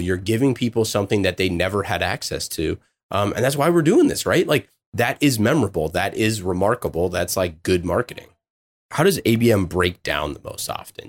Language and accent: English; Oakland, California, United States; I'm from Oakland